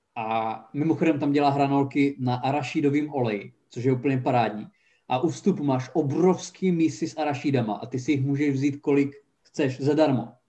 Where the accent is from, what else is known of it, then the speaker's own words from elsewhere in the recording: Haná, Czechia; moved away as an adult; also born or lived in Brno; jsem odjel z Hany po osnácti letech